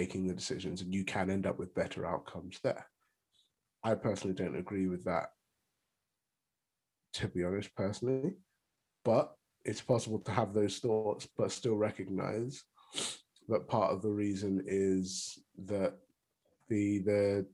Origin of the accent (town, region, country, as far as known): United Kingdom